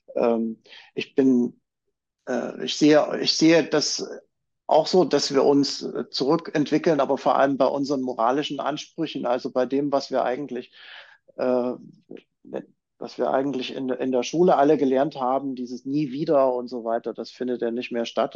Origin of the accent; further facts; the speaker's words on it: Chemnitz, Saxony, Germany; da, wo ich herkomme, aus Chemnitz oder damals noch Karl-Marx-Stadt